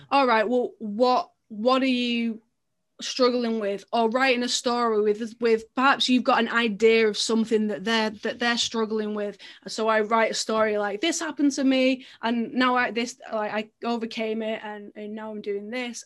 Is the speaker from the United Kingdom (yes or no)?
yes; England, United Kingdom; as an English swimmer